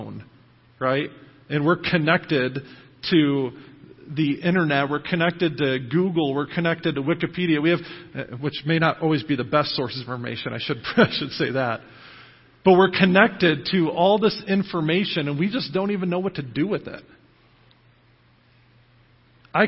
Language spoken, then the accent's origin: English; United States; as American Christians